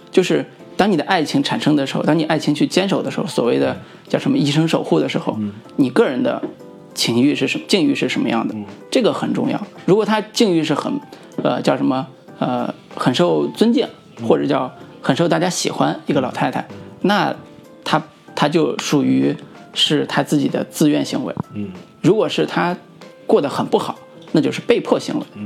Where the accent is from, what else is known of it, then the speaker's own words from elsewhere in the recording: Luoyang, Henan, China; moved away; 我作为在我们洛阳当地